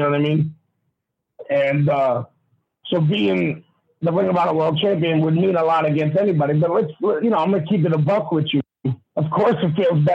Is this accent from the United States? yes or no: yes; New York, United States; It's my hometown. You know what I mean? My home state, whatever you want to call it. You know what I mean? And like every other New Yorker